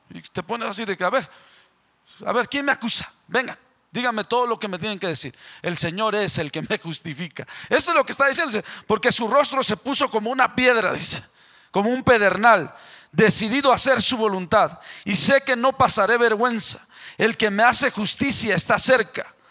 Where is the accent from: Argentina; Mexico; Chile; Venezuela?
Mexico; moved away; Yo soy el mexicano